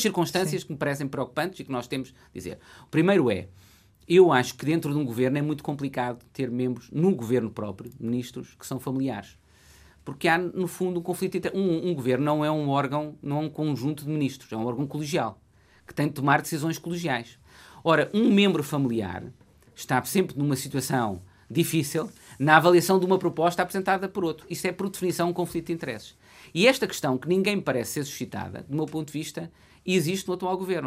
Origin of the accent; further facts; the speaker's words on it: Coimbra, Centro, Portugal; É a cidade onde eu nasci e o centro da região com que eu me identifico